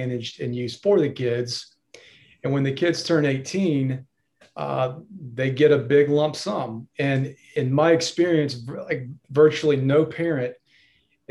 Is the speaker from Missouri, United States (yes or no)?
no; Greenville, South Carolina, United States; also born or lived in Charleston / Denver; I'm a lawyer in the Greenville area